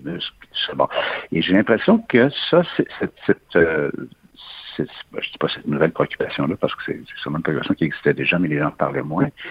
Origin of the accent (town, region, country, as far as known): Quebec, Canada